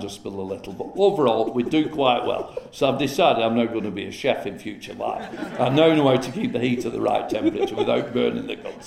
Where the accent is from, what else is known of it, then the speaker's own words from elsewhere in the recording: Chorley, North West England, United Kingdom; I'm a Chorley lad, born and brought up in Chorley